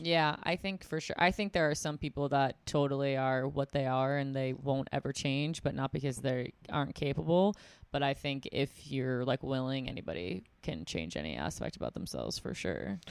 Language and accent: English; Buffalo, New York, United States; I'm from Buffalo, New York